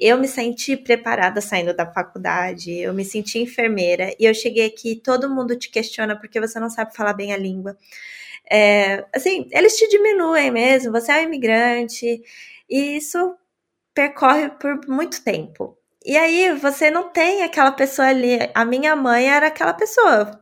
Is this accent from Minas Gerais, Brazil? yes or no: no; São Paulo, Brazil; moved away as an adult; now in Germany; eu sou de São Paulo